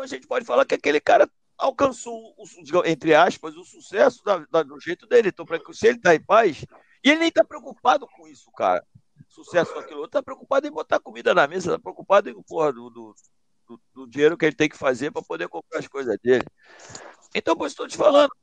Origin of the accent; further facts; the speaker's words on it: Mesquita, Rio de Janeiro, Brazil; de onde eu venho, lá de Juscelino, presidente Juscelino, lá, pô, distrito de Mesquita, que já foi de Nova Iguaçu